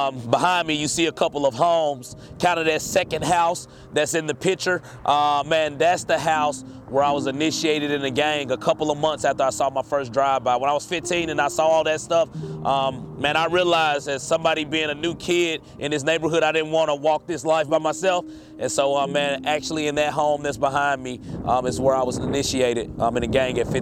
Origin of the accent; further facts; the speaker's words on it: Jackson, Tennessee, United States; I'm from East Jackson. I grew up on a street called Lincoln Street.